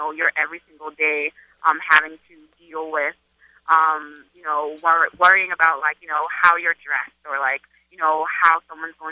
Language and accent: English; Charleston, South Carolina, United States; now in New York, United States; growing up in Charleston